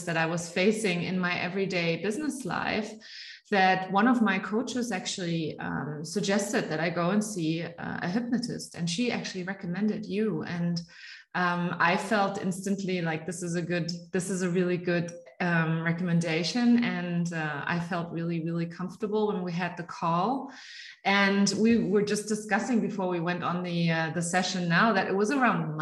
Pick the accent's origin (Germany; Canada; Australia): Germany; first language German; English is a second language; also born or lived in United States; I live in Munich, Germany. I am born and raised in Germany, but I'm educated in the United States